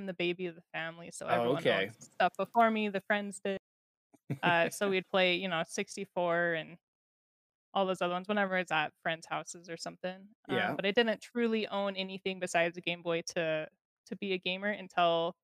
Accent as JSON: {"language": "English", "town": "Salt Lake City", "region": "Utah", "country": "United States", "tie": "born or raised there", "said": "I grew up in Utah"}